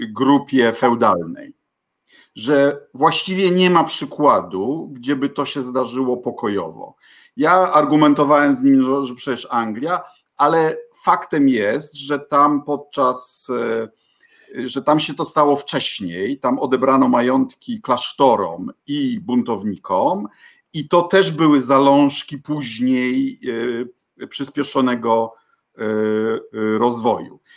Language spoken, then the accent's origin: Polish; Bydgoszcz, Kuyavian-Pomeranian Voivodeship, Poland; będąc licealistą u mnie w Bydgoszczy, uczęszczając do pierwszego LO